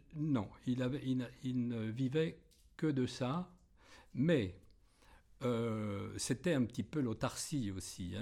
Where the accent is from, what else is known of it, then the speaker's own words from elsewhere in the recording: Balnot-sur-Laignes, Grand Est, France; also born or lived in Bagneux-la-Fosse; j'habite la région euh, depuis ma naissance. Je suis né dans un petit village euh, à, côté de, d'Hérissé qui s'appelle Balneau-sur-Laigne